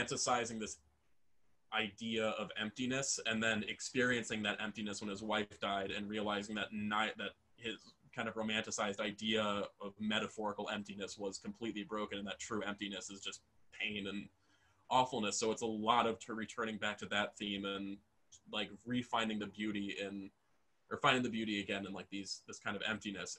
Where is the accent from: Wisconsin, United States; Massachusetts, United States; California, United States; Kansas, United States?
Wisconsin, United States; Waukesha County; growing up in Waukesha County, Wisconsin